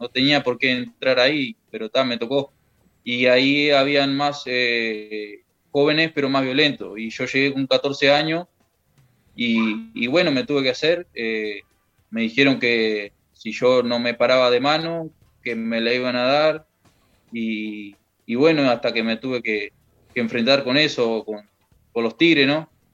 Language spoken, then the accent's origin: Spanish; Young, Río Negro, Uruguay; now in Rivera, Uruguay; yo me crié en Jung.